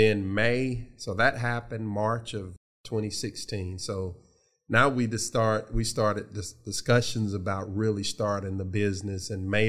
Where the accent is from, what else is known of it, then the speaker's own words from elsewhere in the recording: Columbus, Georgia, United States; received a scholarship to Columbus State University, which is in my hometown, Columbus, Georgia.